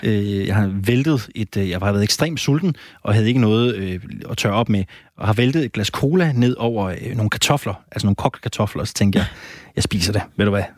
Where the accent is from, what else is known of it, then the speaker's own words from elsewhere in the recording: Randers, Central Denmark Region, Denmark; Jeg kommer fra Randers